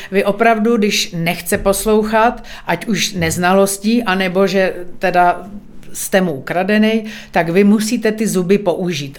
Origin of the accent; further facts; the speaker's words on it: Bohemia, Czechia; tady u nás v Čechách